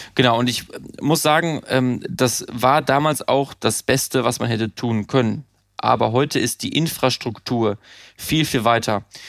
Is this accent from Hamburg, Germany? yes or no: no; Münsterland, North Rhine-Westphalia, Germany; moved away; ich komme äh, aus dem Münsterland, einem kleinen Dorf 1000, 1500 äh, Einwohner, habe Abitur gemacht